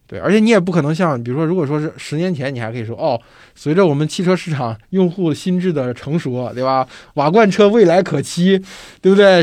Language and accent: Chinese; China; 我们中国人